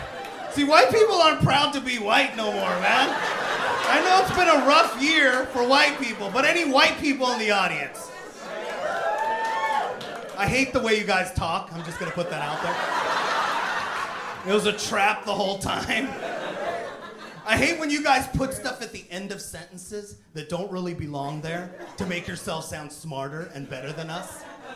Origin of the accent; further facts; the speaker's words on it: Seattle, Washington, United States; now in Los Angeles, United States; I'm actually from Seattle